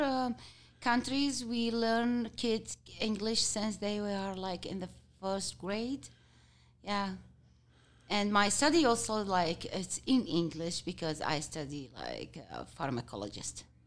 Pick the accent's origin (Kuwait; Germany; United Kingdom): Kuwait; English is a second language; also born or lived in Jordan; now in Utah, United States; I born and raised in Kuwait till I get, um, go to Jordan to study